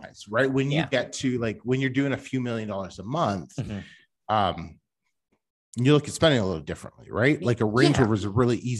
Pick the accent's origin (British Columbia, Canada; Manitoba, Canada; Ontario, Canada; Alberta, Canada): British Columbia, Canada; Vancouver; I'm from Vancouver.